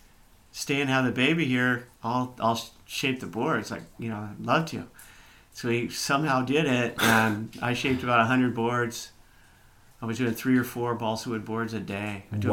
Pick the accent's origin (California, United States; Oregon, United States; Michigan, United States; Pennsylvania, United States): California, United States; San Diego; we grew up in San Diego.